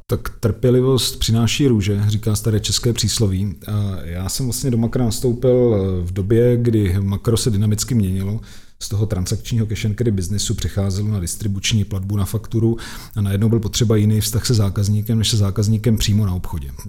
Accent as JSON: {"language": "Czech", "country": "Czechia", "said": "my jako Češi jsme nejšikovnější národ na světě"}